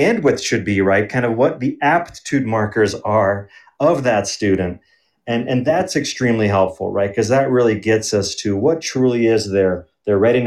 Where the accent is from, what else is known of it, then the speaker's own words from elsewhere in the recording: Belgium; also born or lived in Germany; now in Denver, United States; I grew up in Belgium, and so I know a bit about that educational system, and also Germany